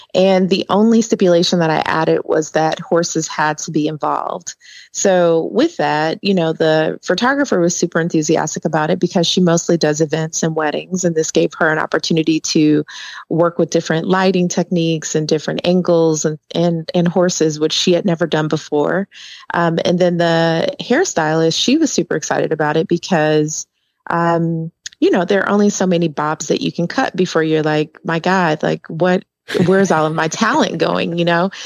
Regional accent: Milwaukee, Wisconsin, United States; accent: Wisconsin; now in Atlanta, United States; I live in Atlanta. I'm actually from Wisconsin. Milwaukee is where I was born and raised.

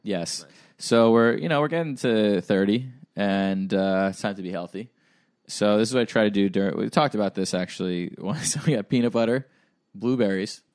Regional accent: Hauppauge, New York, United States; moved away; they have one near my hometown. They have one in Hop Hog

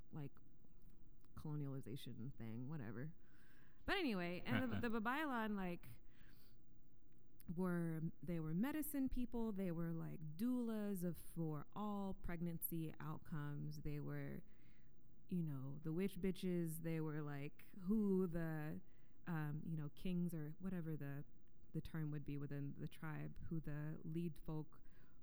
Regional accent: Columbia, Louisiana, United States; also born or lived in Yokosuka, Japan / New Orleans; we moved from Yokosuka to Columbia, Louisiana, and moved in with my grandma

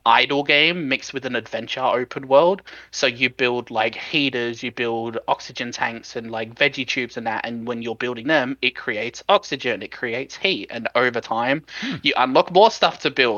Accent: Sydney, New South Wales, Australia; accent: Australian; I am 26. I'm from Sydney in Australia.

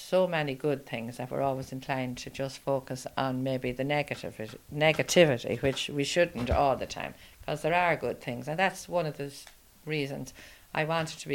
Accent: Ballinamore, Connacht, Ireland; now in Gortletra, Ireland; Ballinamore, of course, is my hometown

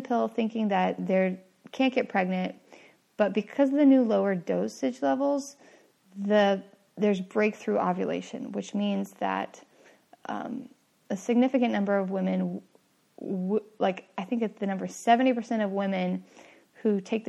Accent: San Francisco Bay Area, California, United States; I grew up in the San Francisco Bay Area to an atheist family

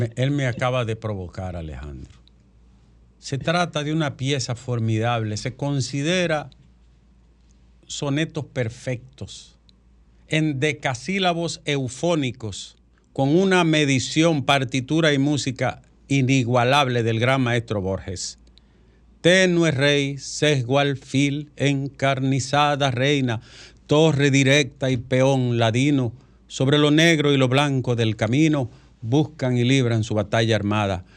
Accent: Bonao, Monseñor Nouel, Dominican Republic; moved away; en mi caso de mi pueblo Bonao

